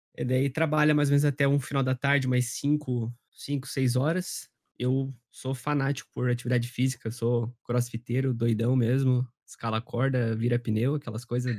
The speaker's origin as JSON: {"language": "Portuguese", "town": "Curitiba", "region": "Paraná", "country": "Brazil", "said": "eu tenho 24 anos e eu sou de Curitiba"}